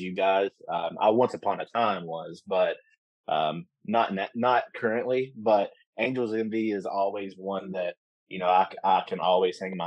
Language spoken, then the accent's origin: English; Campbellsville, Kentucky, United States; I'm from Campbellsville, so from Taylor County. I went to Campbellsville High School